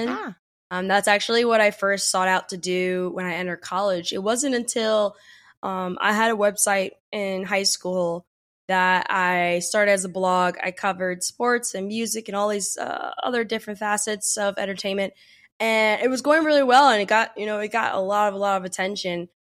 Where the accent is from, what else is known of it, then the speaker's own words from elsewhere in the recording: New Jersey, United States; also born or lived in Pennsylvania; So, I was born outside of Philadelphia and um, during that time, my mom, my brother, and I, we moved around a lot eventually landed in New Jersey, where I was raised for my most of my childhood.